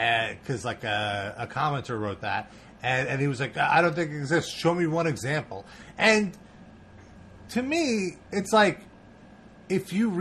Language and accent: English; United States; I'm American. and I'm really, like, first generation American.